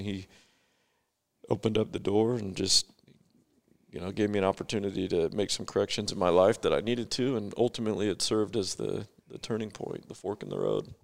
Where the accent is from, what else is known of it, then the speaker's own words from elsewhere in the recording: Bakersfield, California, United States; now in Idaho Falls, United States; I grew up in Bakersfield, California. So, not too far from here, but I live in Idaho Falls, Idaho now.